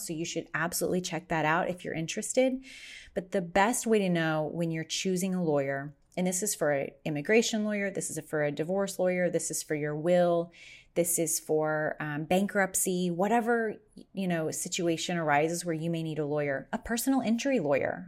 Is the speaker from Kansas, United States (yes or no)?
yes; Kansas, United States; also born or lived in Las Vegas, Nevada; now in Arizona, United States; my home state of Kansas